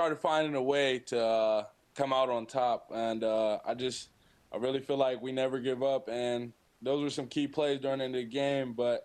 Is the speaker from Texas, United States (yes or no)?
no; Kokomo, Indiana, United States; also born or lived in Fort Wayne, Indiana; now in Mount Pleasant, United States; I'm from Kokomo, Indiana, kind of central Indiana. Born there. I grew up there until my freshman year of high school, and then I moved to Fort Wayne